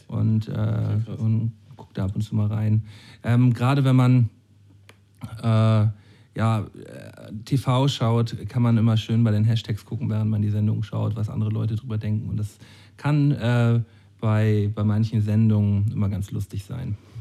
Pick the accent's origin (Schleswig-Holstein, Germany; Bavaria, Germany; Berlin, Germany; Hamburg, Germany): Schleswig-Holstein, Germany; Flensburg; Wir sind doch aus Flensburg